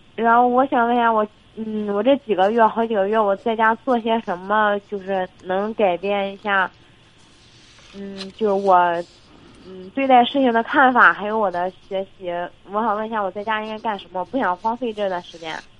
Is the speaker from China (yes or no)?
yes; Jinan, Shandong, China; 我济南的